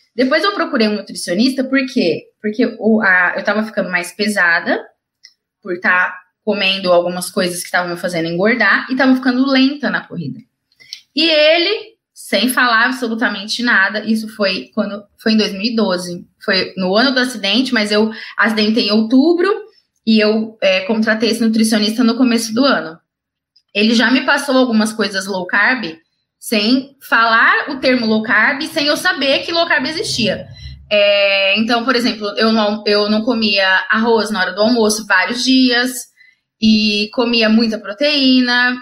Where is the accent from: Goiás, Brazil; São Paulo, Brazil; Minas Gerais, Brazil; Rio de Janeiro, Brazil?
São Paulo, Brazil; Ribeirão Preto; eu sou de Ribeirão Preto, interior de São Paulo